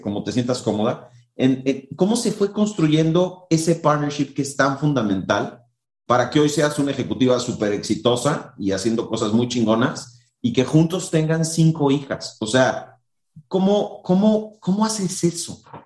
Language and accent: Spanish; Mexico; en nuestra cultura como mexicanos